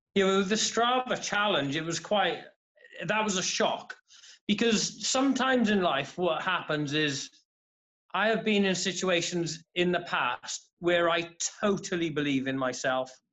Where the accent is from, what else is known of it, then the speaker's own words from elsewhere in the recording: Haverfordwest, Wales, United Kingdom; I'm from Haverford West in uh, Pembrokeshire in southwest Wales